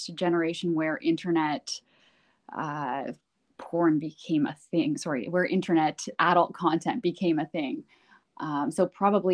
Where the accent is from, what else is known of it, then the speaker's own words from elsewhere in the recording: Canada; I was born and raised in Canada